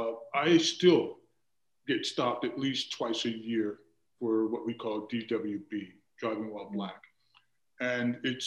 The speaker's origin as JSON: {"language": "English", "country": "Germany", "tie": "born or raised there", "said": "I was raised as an Army brat. So we were raised primarily in Germany and then traveled around a lot."}